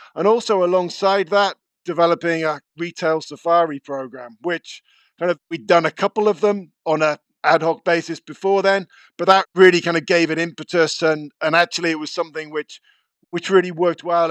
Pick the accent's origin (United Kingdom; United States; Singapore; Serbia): United Kingdom; Cornwall, South West England; Growing up in Cornwall in the nineteen eighties